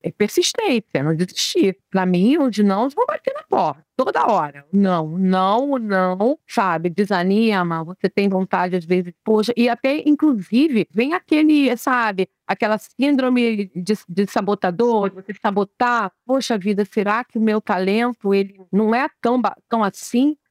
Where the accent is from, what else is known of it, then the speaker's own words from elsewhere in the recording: Brazil; eu nasci no Brasil